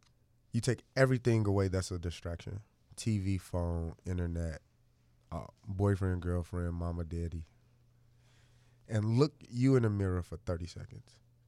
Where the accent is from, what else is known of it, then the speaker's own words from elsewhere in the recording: Chicago, Illinois, United States; I'm 25 from Chicago.